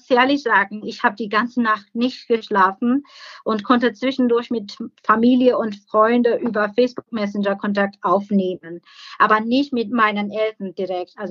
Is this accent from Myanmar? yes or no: yes; Myanmar; Im Moment bin ich sehr beunruhigt, weil meine Heimat wieder in Gefahr ist.